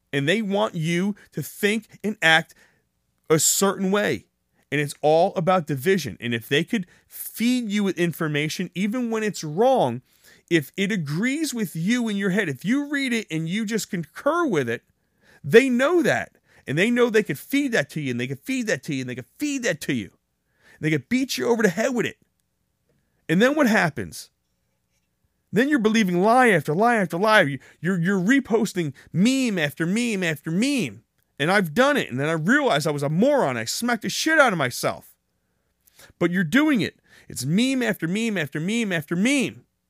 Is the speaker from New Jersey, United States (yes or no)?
yes; New Jersey, United States; I'm from New Jersey